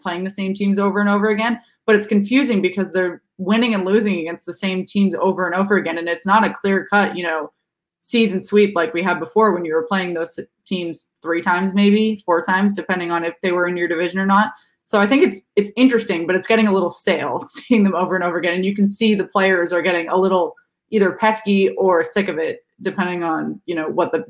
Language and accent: English; Boston, Massachusetts, United States; moved away as an adult; now in Washington, D.C., United States; I am in Washington, D.C. right now. So I grew up in Boston, and now I've been in D.C. for about 5 years.